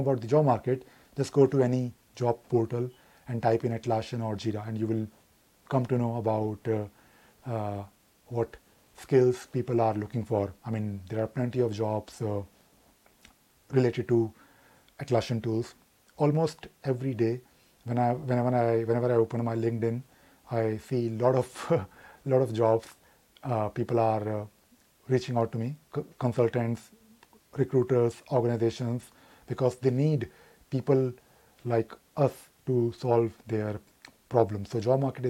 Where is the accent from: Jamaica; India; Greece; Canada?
India; Delhi; I'm from Delhi, but I have traveled India quite a lot